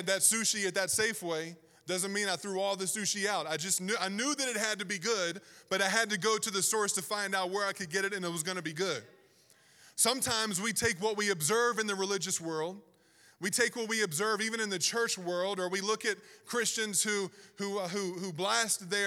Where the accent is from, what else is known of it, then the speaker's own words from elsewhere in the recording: Southern Virginia, United States; moved away as an adult; also born or lived in Pacific Northwest; I grew up born and raised in Southern Virginia